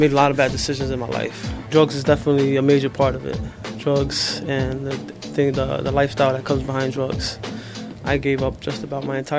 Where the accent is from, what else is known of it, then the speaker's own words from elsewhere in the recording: New York City, New York, United States; moved away as an adult; now in Philadelphia, United States; I'm from Brooklyn, New York, but I've been here off and on for like 20 years